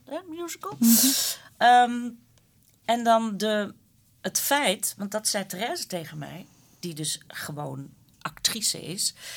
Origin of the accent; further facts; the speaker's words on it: Flanders, Belgium; als Vlamingen onder elkaar